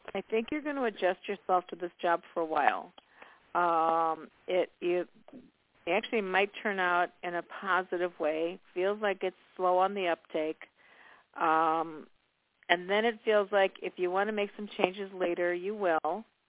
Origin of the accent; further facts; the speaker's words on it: Chicago, Illinois, United States; I was born and raised in Chicago, so I really know the energy of Chicago